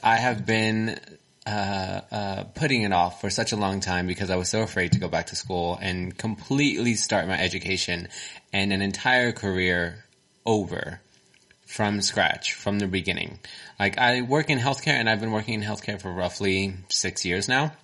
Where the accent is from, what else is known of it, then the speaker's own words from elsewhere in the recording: Texas, United States; accent: Texan; Mine is very Texan.